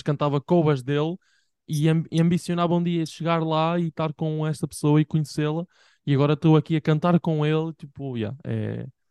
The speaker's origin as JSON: {"language": "Portuguese", "town": "Bragança", "region": "Bragança District", "country": "Portugal", "tie": "born or raised there", "moved": "yes", "said": "em Bragança, tipo, a minha terra"}